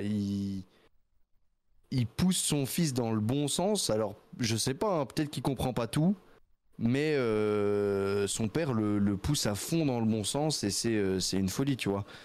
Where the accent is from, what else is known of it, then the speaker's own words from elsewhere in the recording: Nyon, Vaud, Switzerland; Je viens du canton de Vaud. Je suis du canton de Vaud vers aux alentours de Nyon